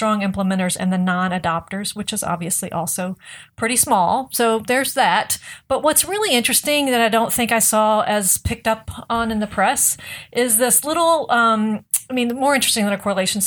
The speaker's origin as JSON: {"language": "English", "region": "the South", "country": "United States", "also_born_or_lived": "North Carolina", "said": "I'm a Southerner"}